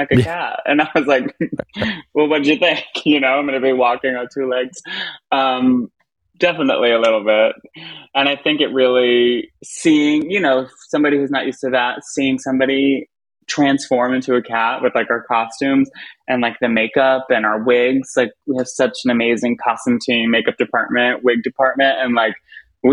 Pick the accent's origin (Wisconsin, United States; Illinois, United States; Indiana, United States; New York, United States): New York, United States; Long Island; I'm from Long Island